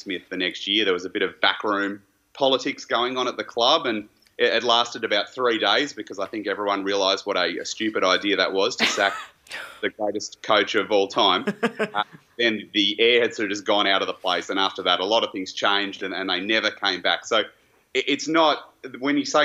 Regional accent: Hawthorn, Victoria, Australia; Growing up in Hawthorn

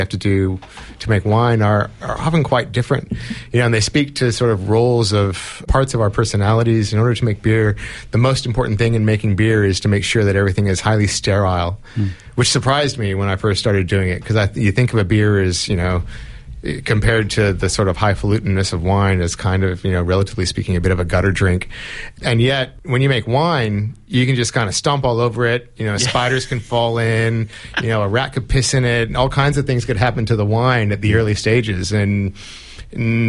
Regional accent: California, United States; moved away; I grew up in California where the drinking age is 21

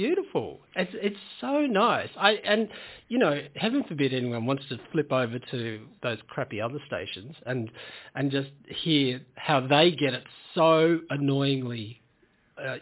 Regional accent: Tasmania, Australia; Yeah, I grew up in Tasmania. I grew up in a small farming town

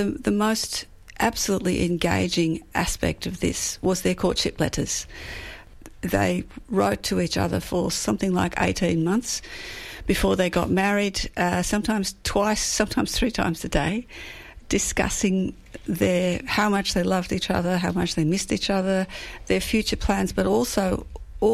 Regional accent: Coburg, Victoria, Australia; I grew up in the in Coburg

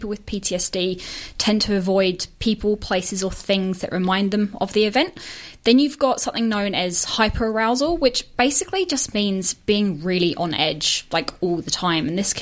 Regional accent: Northern Ireland, United Kingdom; moved away as an adult; now in Melbourne, Australia; I'm, as you probably tell from my accent, wasn't brought up here. So I'm Australian, but was brought up in the UK. Mm-hmm. So whilst I was over there, I was in Northern Ireland. That's where I'd spent most of my time.

